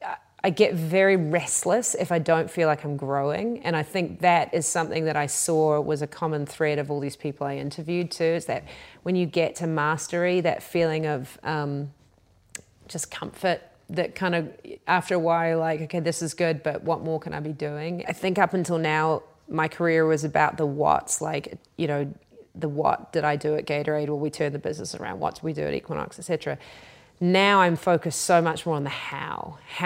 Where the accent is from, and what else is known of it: New Zealand